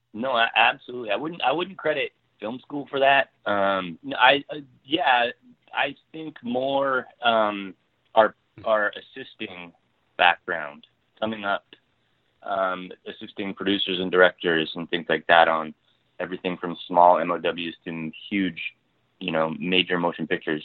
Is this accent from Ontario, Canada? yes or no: yes; Ontario, Canada; now in Vancouver, Canada; I'm from Ontario originally